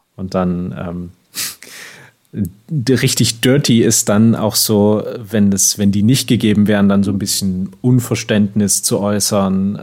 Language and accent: German; Switzerland; bei uns in der Schweiz